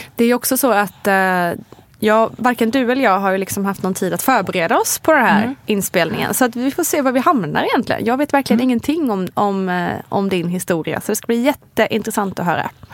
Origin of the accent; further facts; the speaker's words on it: Sweden; now in Stockholm, Sweden; i Småland och Blekinge där jag kommer ifrån och är uppvuxen